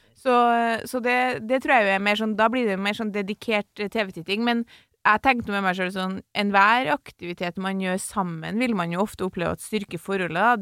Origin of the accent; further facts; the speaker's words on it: Trøndelag, Norway; jeg er trønder